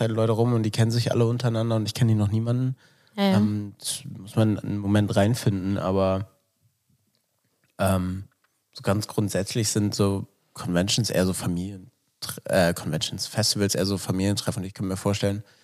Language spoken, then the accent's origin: German; Northern Germany, Germany; Ich komme aus Norddeutschland.